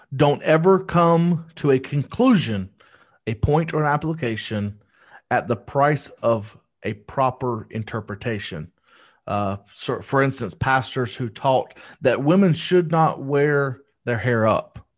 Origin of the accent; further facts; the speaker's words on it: United States; I speak English 'cause I'm from America